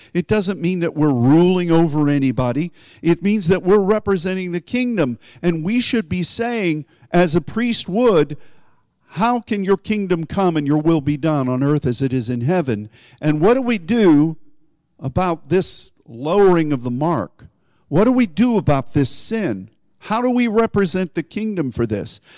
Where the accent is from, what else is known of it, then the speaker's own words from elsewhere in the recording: United States; as an American and as a Christian